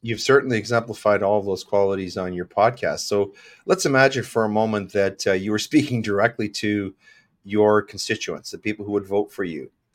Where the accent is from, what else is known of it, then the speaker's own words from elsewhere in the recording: Regina, Saskatchewan, Canada; I was born in Regina